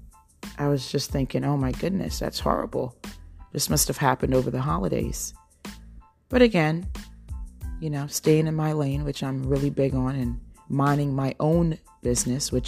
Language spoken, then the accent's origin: English; Jersey Shore, New Jersey, United States; moved away as an adult; also born or lived in Ohio; now in North Carolina, United States; This is where I've spent the majority of my life, on the East Coast, on the Jersey Shore.